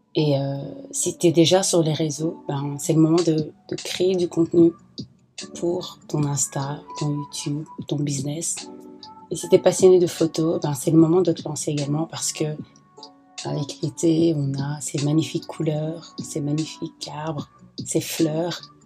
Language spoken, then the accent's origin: French; Belgium; moi je viens de la Belgique